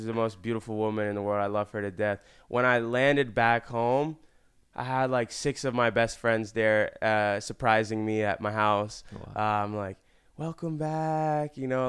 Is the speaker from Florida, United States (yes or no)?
yes; Florida, United States; moved away as an adult; now in Los Angeles, United States; I'm literally from Florida.